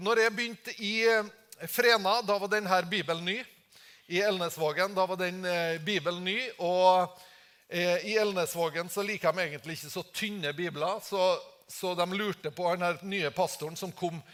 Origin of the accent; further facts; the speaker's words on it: Tingvoll, Møre og Romsdal, Norway; jeg kommer fra Tingvoll